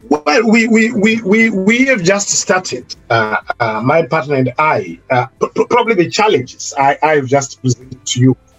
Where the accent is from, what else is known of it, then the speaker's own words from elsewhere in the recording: Zimbabwe; moved away as an adult; now in United Kingdom; I was coming from Zimbabwe as someone who claimed to be experienced because I'd worked in Zimbabwe